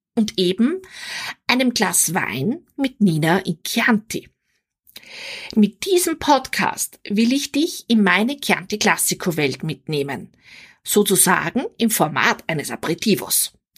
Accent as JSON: {"language": "German", "region": "Vienna", "country": "Austria", "tie": "born or raised there", "also_born_or_lived": "Weinviertel, Austria", "moved": "yes", "lives_now": "Salzburg, Austria", "said": "Geboren und aufgewachsen bin ich in Wien"}